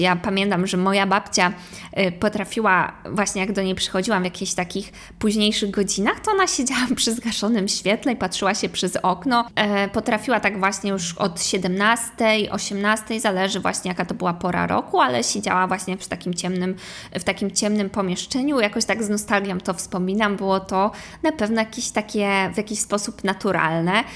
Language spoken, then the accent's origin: Polish; Kołobrzeg, West Pomeranian Voivodeship, Poland; also born or lived in New York; now in Warsaw, Poland; oryginalnie jestem z Kołobrzegu